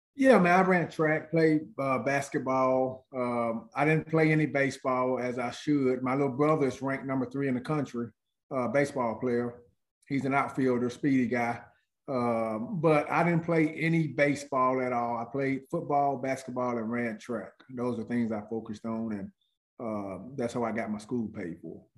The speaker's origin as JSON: {"language": "English", "town": "Senatobia", "region": "Mississippi", "country": "United States", "tie": "born or raised there", "said": "I'm from Senatobia, Mississippi, small town, probably about 45 minutes from Memphis"}